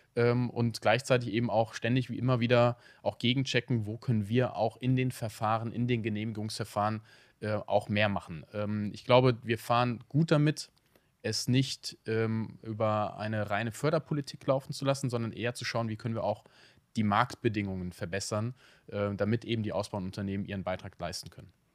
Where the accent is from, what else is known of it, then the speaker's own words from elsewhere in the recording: Cologne, North Rhine-Westphalia, Germany; als Kölner